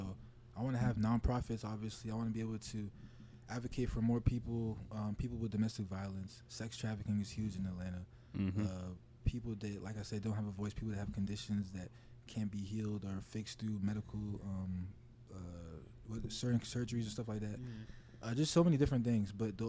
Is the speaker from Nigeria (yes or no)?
yes; Nigeria; moved away; I was born in Nigeria, so being able to come here and understand that there's more opportunity here rather than there.